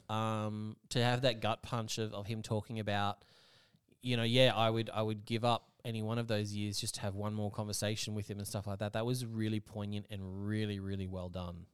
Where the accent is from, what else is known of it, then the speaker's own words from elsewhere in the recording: Australia; I'm from Austra-, for Austra-, Australia